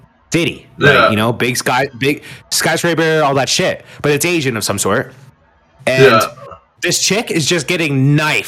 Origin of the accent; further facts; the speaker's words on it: Canada; Canadian, by the way. We're Canadian.